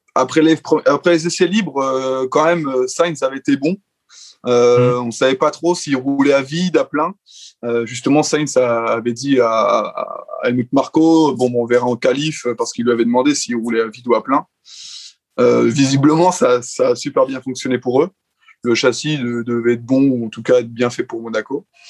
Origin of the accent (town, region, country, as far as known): France